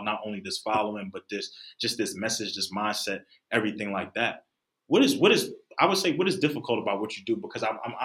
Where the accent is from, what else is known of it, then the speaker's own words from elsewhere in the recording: Philadelphia, Pennsylvania, United States; I come from Philadelphia